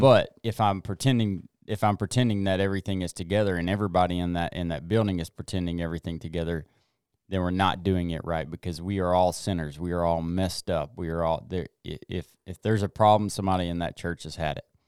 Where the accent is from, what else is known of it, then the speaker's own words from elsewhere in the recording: the South, United States; growing up in the South